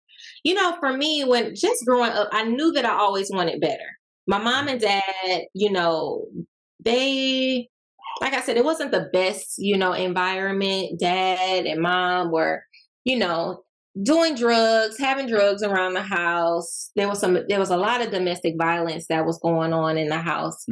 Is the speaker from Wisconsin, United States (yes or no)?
yes; Milwaukee, Wisconsin, United States; now in Atlanta, United States; I currently live in Atlanta, born and raised in Milwaukee, Wisconsin